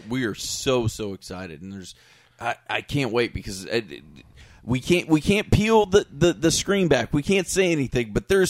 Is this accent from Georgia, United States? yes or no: no; Haines City, Florida, United States; we're from Haines City High.